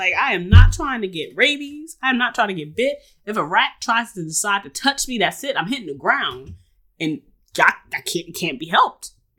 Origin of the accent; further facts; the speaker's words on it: New York City, New York, United States; we grew up in New York City